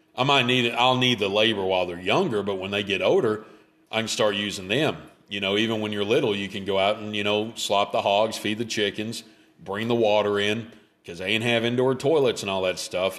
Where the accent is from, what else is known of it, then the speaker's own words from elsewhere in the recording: Memphis, Tennessee, United States; I grew up in Memphis